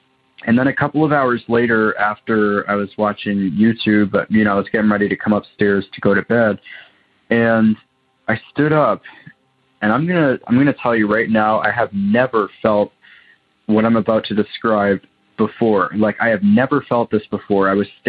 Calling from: Waterloo, Ontario, Canada; I'm calling from Waterloo, Ontario, Canada.

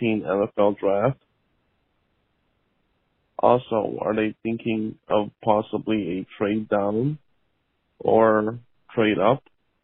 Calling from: Tucson, Arizona, United States; I'm calling from Tucson, Arizona.

